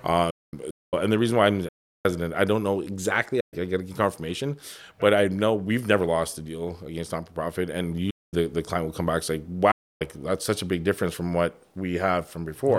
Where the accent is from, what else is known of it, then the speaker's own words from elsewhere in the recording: Toronto, Ontario, Canada; moved away as an adult; now in Windsor, Canada; I'm Chinese Jamaican. I grew up in Toronto